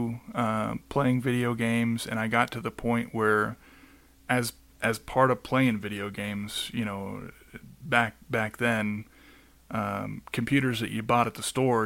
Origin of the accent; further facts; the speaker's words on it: Phoenix, Arizona, United States; now in Colorado, United States; I was born and raised in Phoenix, Arizona.